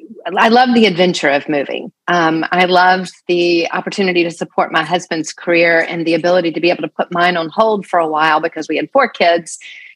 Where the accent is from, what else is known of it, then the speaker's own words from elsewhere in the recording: the South, United States; I wasn't Texan, right? I didn't own cowboy boots. I didn't speak the language, even though I was from the South.